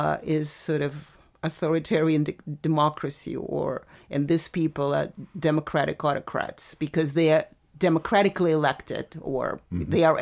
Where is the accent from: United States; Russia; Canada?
Russia; I am really, because I know what authoritarianism is, I'm from from the Soviet Union.